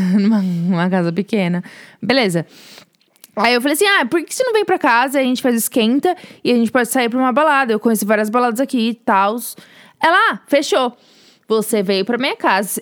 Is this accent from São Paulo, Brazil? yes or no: yes; São Paulo, Brazil; moved away as an adult; now in United States; Sou de São Paulo e vim para os Estados Unidos como au pair, mas agora sou estudante